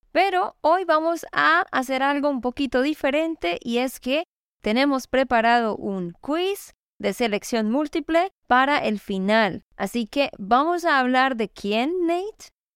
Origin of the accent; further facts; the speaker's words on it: Santander, Colombia; de Santander, Colombia.